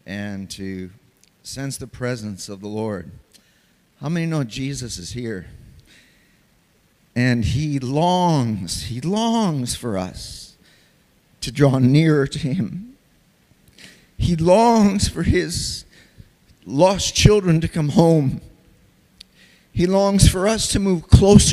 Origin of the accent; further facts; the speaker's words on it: United States; moved away; also born or lived in Tanzania; when I was growing up in America as a kid